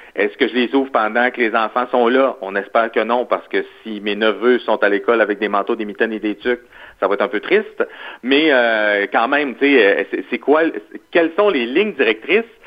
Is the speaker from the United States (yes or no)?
no; Quebec, Canada; en tant que Québécois